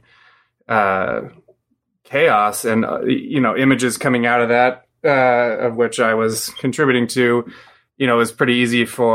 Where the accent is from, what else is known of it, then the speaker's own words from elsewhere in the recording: Portland, Oregon, United States; moved away; also born or lived in East Coast; I grew up in Portland, but I've lived on the East Coast